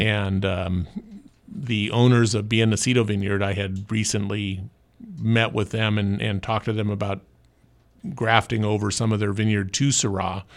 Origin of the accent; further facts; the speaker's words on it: Orange County, California, United States; also born or lived in Santa Barbara County; I, I grew up in Orange County, went to U C Irvine